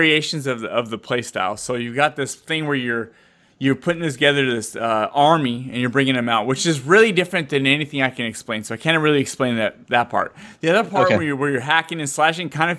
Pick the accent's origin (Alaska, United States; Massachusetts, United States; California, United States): California, United States; San Jose; moved away; San Jose, which is where I was raised and I grew up in San Jose.